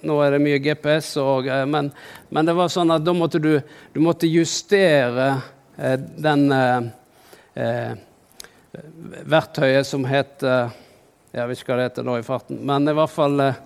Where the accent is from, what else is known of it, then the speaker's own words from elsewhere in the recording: Norway; jeg er jo fra Norge